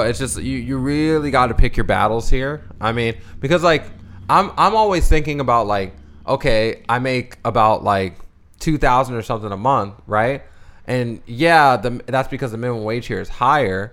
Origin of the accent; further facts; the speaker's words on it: Bowie, Maryland, United States; accent: slight Southern twang; moved away as an adult; now in Southern California, United States; we grew up in Bowie, Maryland, too